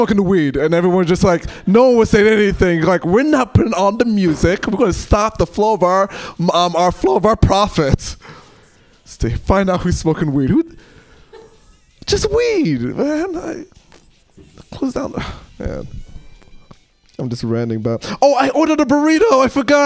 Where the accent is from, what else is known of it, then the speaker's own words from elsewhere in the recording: New York, United States; moved away as an adult; now in Portland, United States; I'm from New York